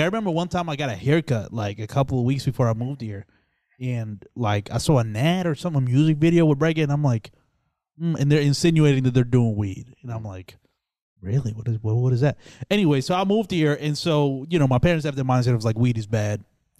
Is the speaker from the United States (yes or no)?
no; Dominican Republic; born there; Yeah, because I was born in the Dominican Republic.